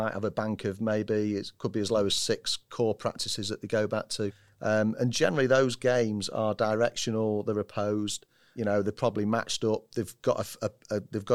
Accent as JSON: {"language": "English", "town": "Manchester", "region": "North West England", "country": "United Kingdom", "said": "I'm a Mancunian"}